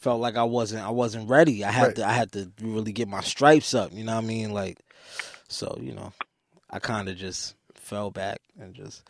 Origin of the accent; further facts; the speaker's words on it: New York City, New York, United States; I'm from Harlem.